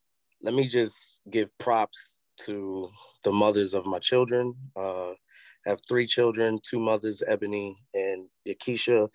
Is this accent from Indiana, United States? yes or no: no; New York City, New York, United States; moved away; also born or lived in Charlotte; I'm from the Bronx, man. I'm from an era where you walk up the block, Miss Flo can tell you what